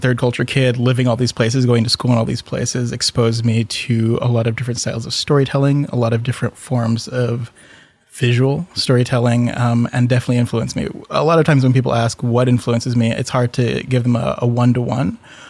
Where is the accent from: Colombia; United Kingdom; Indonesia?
Indonesia; also born or lived in Singapore / Michigan / Philippines / Thailand; I grew up in Southeast Asia, was born in Singapore, grew up in Indonesia, a little bit in Michigan when my dad was doing his PhD at Andrews, and then the Philippines and Thailand.